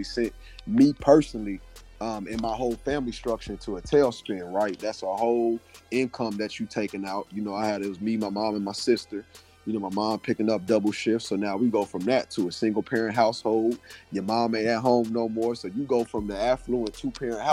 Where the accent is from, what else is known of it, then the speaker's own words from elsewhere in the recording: Atlanta, Georgia, United States; moved away as an adult; also born or lived in Decatur, Georgia / Stone Mountain, Georgia; now in Columbia, United States; I'm originally from Atlanta, Georgia, a little bit outside of Atlanta, so Decatur, Stone Mountain, Georgia area